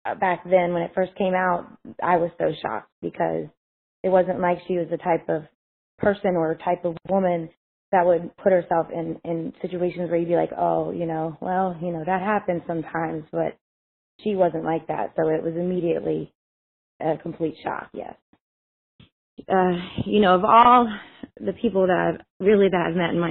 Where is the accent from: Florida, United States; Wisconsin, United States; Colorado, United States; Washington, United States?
Florida, United States; Panama City Beach; I was from the Panhandle part of Florida, Panama City Beach, Florida